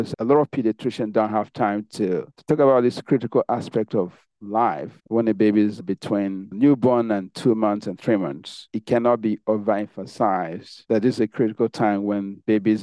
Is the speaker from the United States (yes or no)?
no; Nigeria; moved away; I grew up in Nigeria.